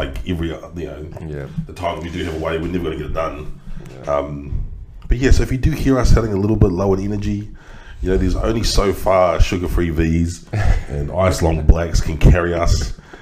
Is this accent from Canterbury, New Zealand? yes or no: yes; Christchurch, Canterbury, New Zealand; Christchurch mosque shootings, which happened in my hometown